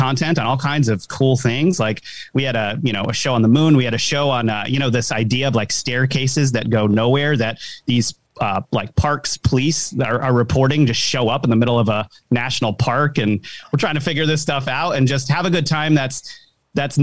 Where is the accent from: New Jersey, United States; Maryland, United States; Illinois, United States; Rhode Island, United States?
Rhode Island, United States; I'm from like a kind of a small city in Rhode Island, the smallest state in the country.